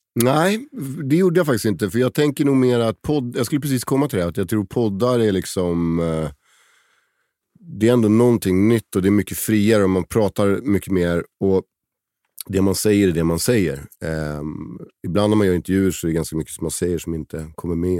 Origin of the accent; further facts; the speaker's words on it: Stockholm, Stockholm County, Sweden; also born or lived in Åre; när jag växte upp på Söder.